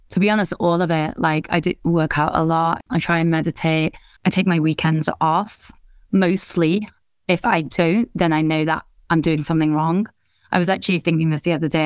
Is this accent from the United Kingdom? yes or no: yes; England, United Kingdom; also born or lived in India; I grew up in England, uh, which is also where I live now.